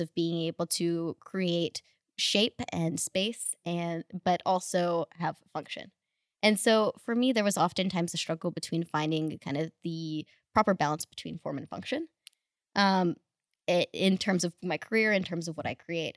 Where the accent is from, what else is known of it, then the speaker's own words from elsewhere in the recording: Russia; also born or lived in Houston, Texas, United States; now in Los Angeles, United States; originally from Russia, then moved to Houston, then moved to L A.